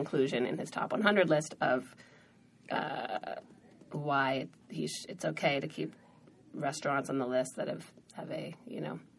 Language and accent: English; Massachusetts, United States; Outside of Boston.